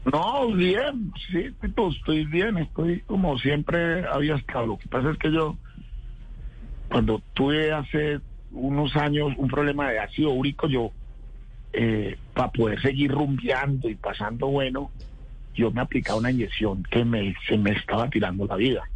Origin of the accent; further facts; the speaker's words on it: Tuluá, Valle del Cauca, Colombia; now in Bogotá, Colombia; nosotros crecimos juntos en Tuluá